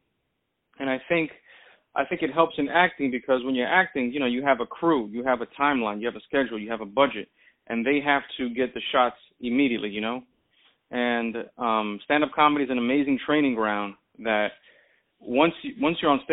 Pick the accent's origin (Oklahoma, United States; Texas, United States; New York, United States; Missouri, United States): New York, United States; New York City; My family's Dominican, and I was raised in the Bronx